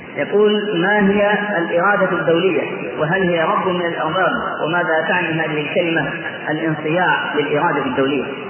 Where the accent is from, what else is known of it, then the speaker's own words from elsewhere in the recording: Egypt; أنا مصري